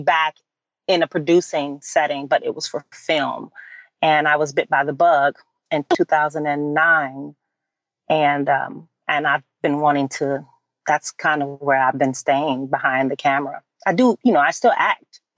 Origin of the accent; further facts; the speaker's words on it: Chicago, Illinois, United States; moved away as an adult; also born or lived in New York; I transitioned into producing for the stage in Chicago, which is my hometown.